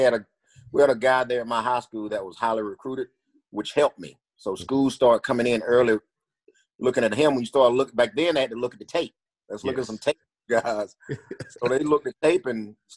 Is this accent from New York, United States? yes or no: no; Lincolnton, Georgia, United States; I grew up in Lincolnton, Georgia, which is a small town, and they were always known for football.